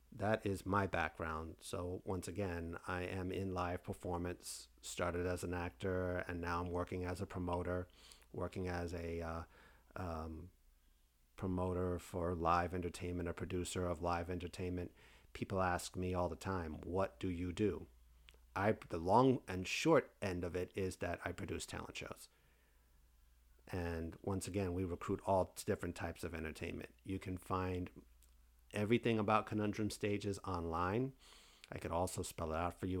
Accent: Fort Lauderdale, Florida, United States; also born or lived in New York City, New York; came down to, uh, Fort Lauderdale, Florida, which I now reside in nineteen eighty-six and have been here ever since.

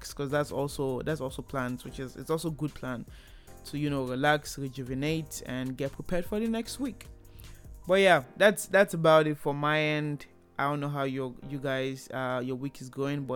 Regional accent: Nigeria; moved away as an adult; now in Canada; I moved from Nigeria to Canada for school, so I am Nigerian

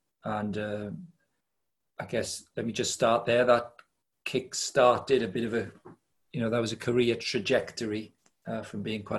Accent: Wales, United Kingdom; I grew up in Wales. I'm 58. I was born in 1962. In that period, growing up in Wales

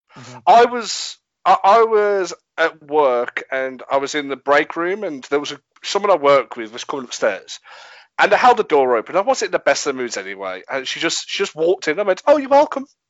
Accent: England, United Kingdom; I'm English

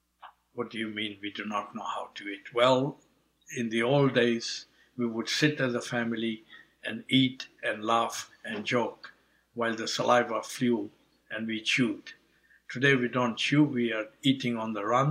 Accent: Nairobi, Kenya; moved away as an adult; also born or lived in England; I was born in Kenya, Nairobi, of Indian parents. So in a way, I have Indian heritage, African upbringing growing up in Kenya until the age of 18, European education in England

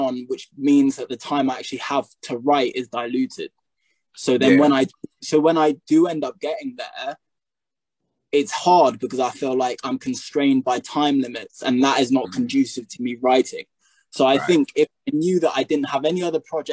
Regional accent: United Kingdom; also born or lived in United States; now in England; I'm British, you know, I was only in America for a year

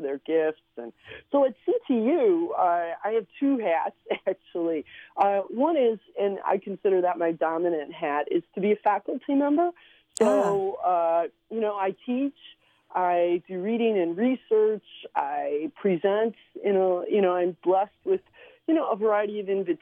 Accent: Cleveland, Ohio, United States; first language Slovenian; English is a second language; also born or lived in Slovenia / San Diego / San Antonio, Texas; now in Chicago, United States; I grew up in Cleveland, Ohio

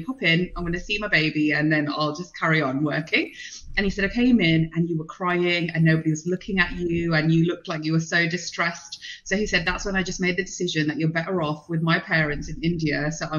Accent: London, United Kingdom; born there; I was born in the UK. I was born in London.

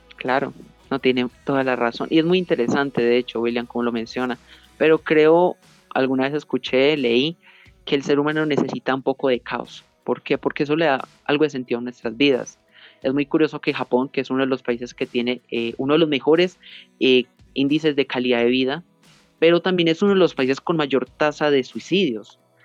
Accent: Colombia; also born or lived in Pereira, Risaralda; yo soy de Colombia, eh, vivo en la ciudad de Pereira, en el departamento de Risaralda

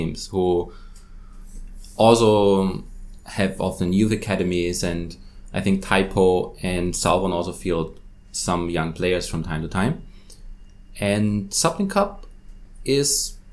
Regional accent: Austria; now in Hong Kong; I'm from Austria

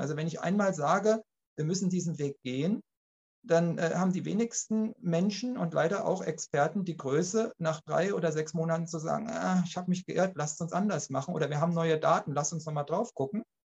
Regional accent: Germany; bei uns in Deutschland

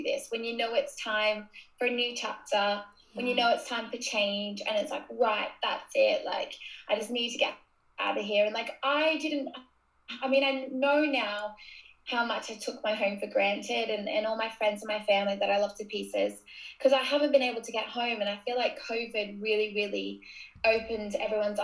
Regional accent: Gold Coast, Queensland, Australia; accent: Australian; moved away as an adult; now in Sheffield, United Kingdom; I'm originally from Australia. You can probably already tell by my accent

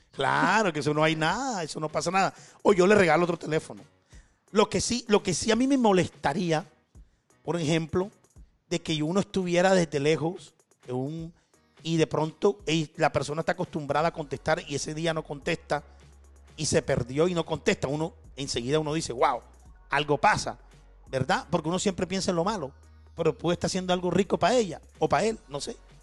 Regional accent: Barranquilla, Atlántico, Colombia; yo también soy barranquillero

